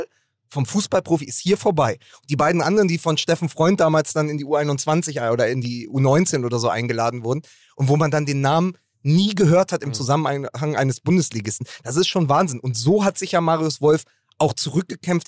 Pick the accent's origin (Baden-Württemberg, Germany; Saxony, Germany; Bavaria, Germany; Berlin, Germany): Berlin, Germany; als Berliner